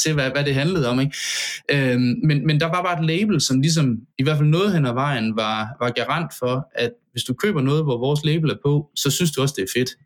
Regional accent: Central Jutland, Central Denmark Region, Denmark; moved away as an adult; jeg, altså, fem hundrede meter fra mit barndomshjem

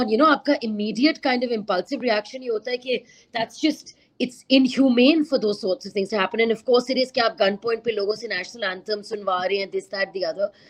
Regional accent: Karachi, Sindh, Pakistan; growing up in Karachi, there's always this threat about, you know, an India-Pakistan border breakout.

